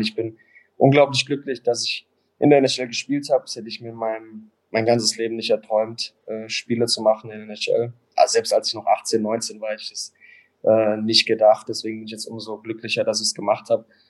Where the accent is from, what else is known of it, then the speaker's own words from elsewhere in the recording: Mannheim, Baden-Württemberg, Germany; also born or lived in Toronto; now in Langnau, Switzerland; für mich als, als Mannheimer